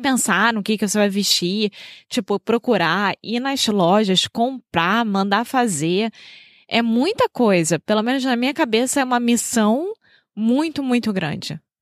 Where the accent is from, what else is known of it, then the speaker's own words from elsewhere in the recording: Rio de Janeiro, Brazil; now in Porto, Portugal; Eu sou brasileira, carioca do Rio de Janeiro